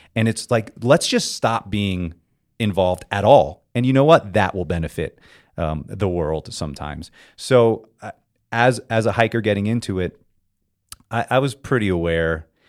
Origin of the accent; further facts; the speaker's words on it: South Florida, United States; moved away as an adult; now in California, United States; I grew up in South Florida, and my outdoor community was on the sea